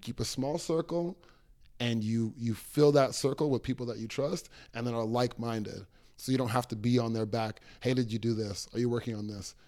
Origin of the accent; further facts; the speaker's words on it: Toronto, Ontario, Canada; I got here when I was six years old